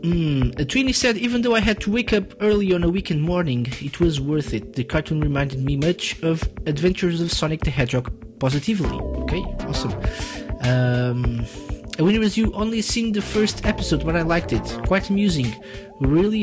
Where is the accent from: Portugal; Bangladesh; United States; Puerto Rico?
Portugal; I'm from Portugal, which is not the US, actually